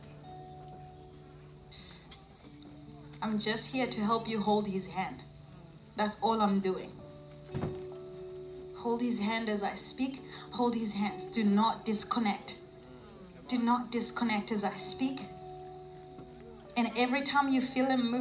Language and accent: English; South Africa; I'm a South African. I was born, raised in South Africa